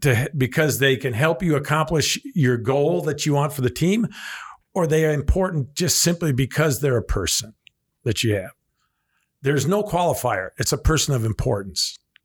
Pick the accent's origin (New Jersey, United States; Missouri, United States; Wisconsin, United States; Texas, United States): Wisconsin, United States; Evansville; born or raised there